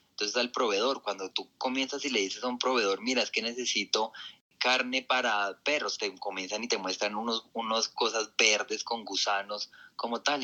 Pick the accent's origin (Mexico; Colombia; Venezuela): Colombia; now in Bogotá, Colombia; nuestro país